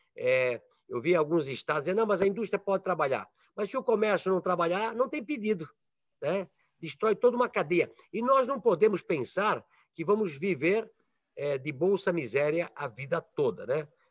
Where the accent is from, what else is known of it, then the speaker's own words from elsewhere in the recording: Brazil; nós que somos brasileiros